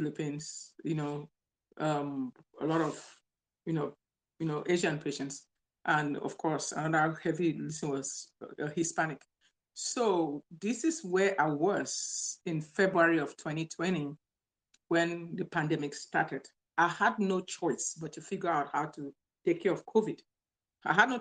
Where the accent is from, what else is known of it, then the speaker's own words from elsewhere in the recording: Cameroon; also born or lived in Nigeria; now in Louisiana, United States; I'm originally from Cameroon, Central Africa